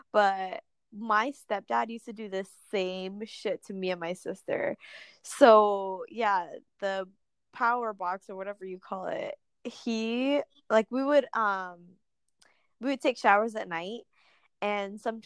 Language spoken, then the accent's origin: English; Jamaica; I grew up in Jamaica